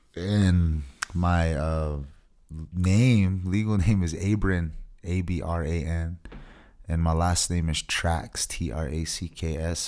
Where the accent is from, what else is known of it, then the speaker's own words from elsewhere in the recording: Taos Pueblo, New Mexico, United States; I hail from Taos Pueblo, New Mexico. And I've grown up here my whole life